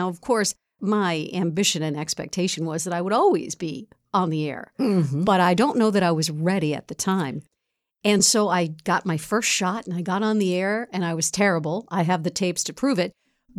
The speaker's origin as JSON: {"language": "English", "town": "Bronx", "region": "New York", "country": "United States", "tie": "born or raised there", "said": "born and raised in the Bronx."}